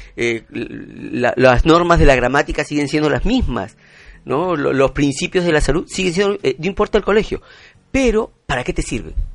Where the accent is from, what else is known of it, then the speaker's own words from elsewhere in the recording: Peru; como ciudadano, como, como peruano